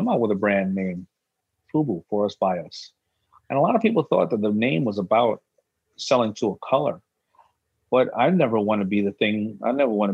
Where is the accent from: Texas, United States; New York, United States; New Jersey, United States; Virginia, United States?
New York, United States; New York City; also born or lived in Brooklyn; being born in Brooklyn, growing up in Hollis, Queens with a strong mother